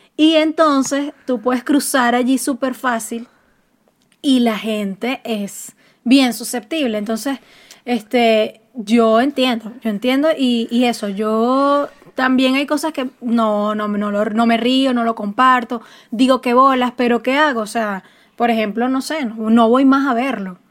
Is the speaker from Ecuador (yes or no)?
no; Puerto Ordaz, Bolívar, Venezuela; yo soy de Puerto Ordaz